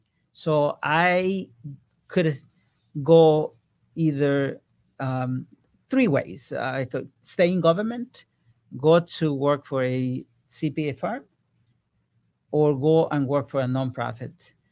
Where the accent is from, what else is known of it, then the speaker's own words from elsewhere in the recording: Ecuador; moved away; I came from Ecuador 40 years ago, and I knew from that time exactly where I was going to end up in the next 5 years